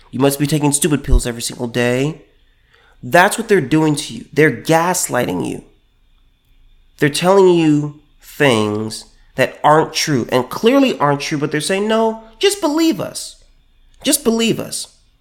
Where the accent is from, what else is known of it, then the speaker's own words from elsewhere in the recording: California, United States; my home state, California